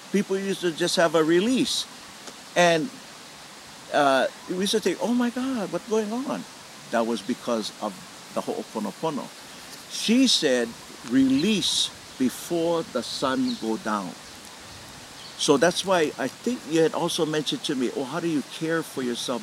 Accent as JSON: {"language": "English", "town": "Honolulu", "region": "Hawaii", "country": "United States", "tie": "born or raised there", "said": "I grew up in Moanalua"}